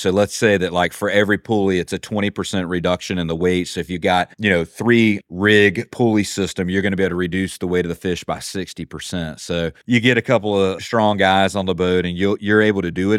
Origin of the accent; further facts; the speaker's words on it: Eastern North Carolina, United States; I'm from Eastern North Carolina, so I live about, about an hour and a half from the beach